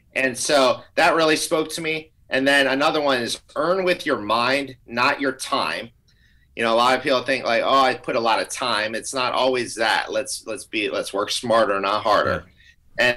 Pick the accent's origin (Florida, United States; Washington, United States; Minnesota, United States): Florida, United States; Tampa Bay area; Amber and I grew up in the Tampa Bay area